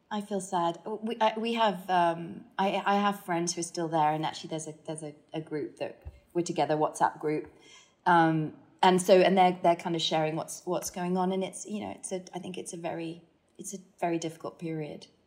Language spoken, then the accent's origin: English; Hong Kong; I think, I mean, I talked about kind of growing up in Hong Kong um, and, and, and what that did in terms of just just opening your eyes to the fact that you know, cultures are very different